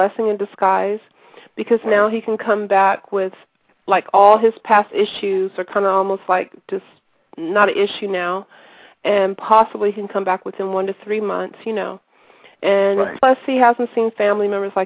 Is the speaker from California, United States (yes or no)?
yes; San Francisco, California, United States; I was born in San Francisco, California